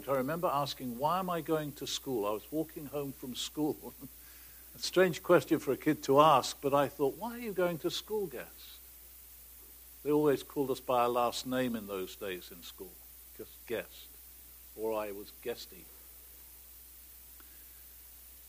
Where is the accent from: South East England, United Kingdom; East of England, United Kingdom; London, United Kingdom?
South East England, United Kingdom; Oxford; Born and raised in England, in an irreligious family, in Oxford, in 1936